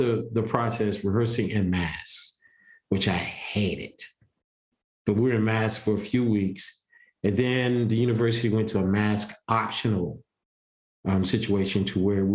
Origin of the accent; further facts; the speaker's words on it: Columbia, South Carolina, United States; I'm from Columbia. Columbia's still a small town